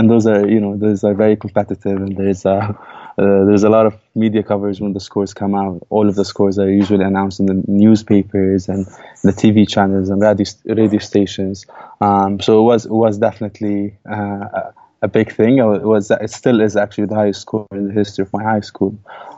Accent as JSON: {"language": "English", "town": "Al-Arroub", "region": "West Bank", "country": "Palestine", "tie": "born or raised there", "said": "So, yeah, I grew up in Al-Arroub. I attended UNRWA, primary schools, and then I went to the Palestinian Authority public schools for the high school."}